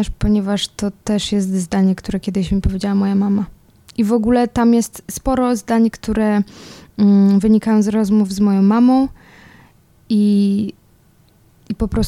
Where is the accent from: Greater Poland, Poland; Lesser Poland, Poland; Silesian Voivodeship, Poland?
Silesian Voivodeship, Poland; Czeladź; also born or lived in Sosnowiec; ja się wychowałam jakby co w Czeladzi i tak szczerze mówiąc, to więcej lat spędziłam w, w Czeladzi. To jest, y, to jest też obok Sosnowca, no i to jest mniejsza miejscowość.